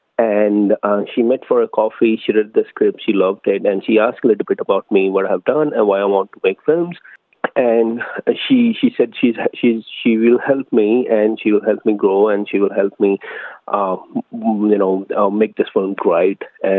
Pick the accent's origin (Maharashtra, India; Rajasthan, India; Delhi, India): Delhi, India; New Delhi; now in Melbourne, Australia; I'm an Indian origin film director based in Melbourne. I migrated to Australia in 2012 from India, New Delhi